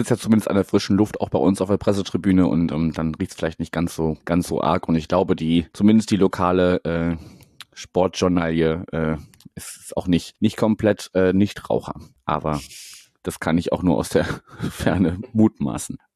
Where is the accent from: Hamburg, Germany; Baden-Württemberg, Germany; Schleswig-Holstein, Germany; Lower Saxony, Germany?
Hamburg, Germany; umgekehrt ist es, glaube ich, komisch, wenn man als, äh, als Hamburgerin ähm, irgendwo hinkommt und dann sich erstmal wieder umgewöhnen muss